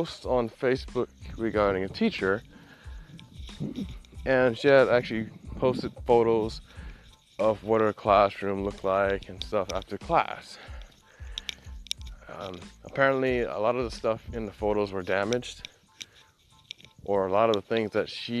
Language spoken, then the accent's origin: English; United States; I'm from the United States